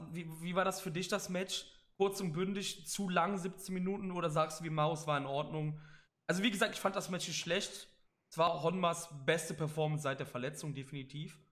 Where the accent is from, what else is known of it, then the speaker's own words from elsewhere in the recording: Cologne, North Rhine-Westphalia, Germany; Ich bin aus Köln